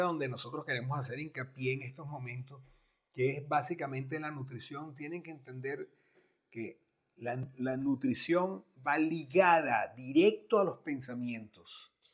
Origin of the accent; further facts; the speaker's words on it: Venezuela; nosotros que somos venezolanos